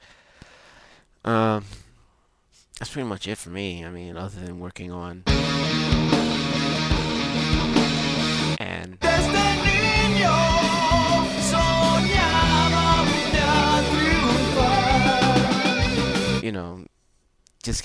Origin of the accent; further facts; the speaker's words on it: England, United Kingdom; I speak very, very bad Spanish as an Englishman.